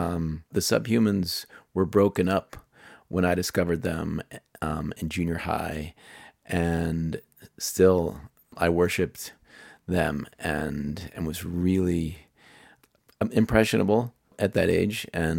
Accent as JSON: {"language": "English", "town": "Pittsburgh", "region": "Pennsylvania", "country": "United States", "tie": "born or raised there", "said": "a bunch of my friends growing up in Pittsburgh"}